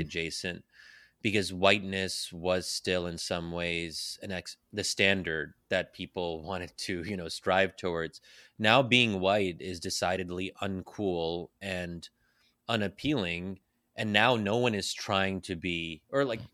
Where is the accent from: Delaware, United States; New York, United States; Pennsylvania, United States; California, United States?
Pennsylvania, United States; I'm born and raised in Pennsylvania